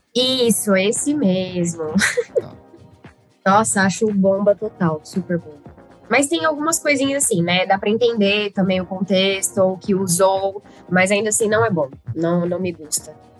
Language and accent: Portuguese; Uberlândia, Minas Gerais, Brazil; eu sou mineira, sou de Uberlândia